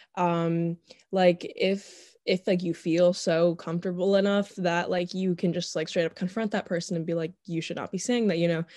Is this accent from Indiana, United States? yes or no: no; Northern Virginia, United States; born and raised in Northern Virginia